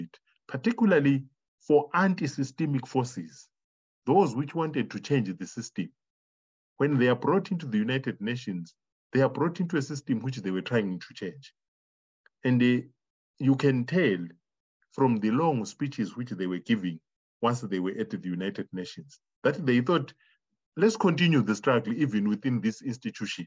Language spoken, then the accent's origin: English; Zimbabwe; I come from Zimbabwe.